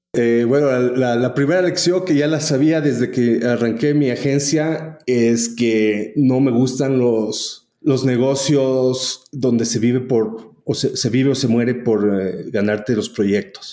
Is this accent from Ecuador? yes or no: yes; Ecuador; also born or lived in United States / El Salvador / San Francisco; vinimos al Ecuador y me crié aquí.